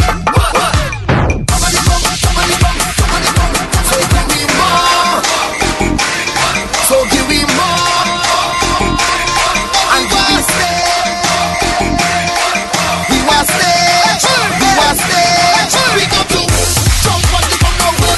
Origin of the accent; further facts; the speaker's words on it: Trinidad & Tobago; I'm from Trinity.